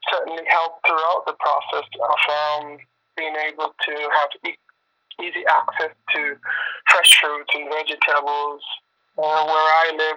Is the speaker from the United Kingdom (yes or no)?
no; Jamaica; now in Toronto, Canada; Jamaican is my hometown